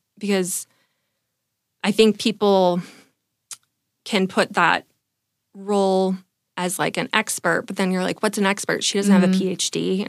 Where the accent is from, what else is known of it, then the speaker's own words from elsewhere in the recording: California, United States; also born or lived in New York / San Francisco; now in San Diego, United States; I'm from California.